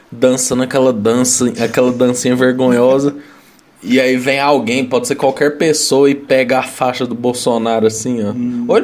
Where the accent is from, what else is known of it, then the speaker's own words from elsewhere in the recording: Brazil; Mas enfim, vamos aí, a gente é brasileiro, não desiste nunca.